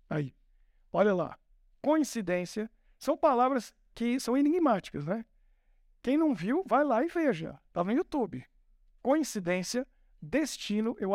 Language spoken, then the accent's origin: Portuguese; São Paulo, Brazil; Porque eu, eu nasci em São Paulo, e em São Paulo a gente não podia brincar na rua. Na minha época já não podia. Era uma loucura.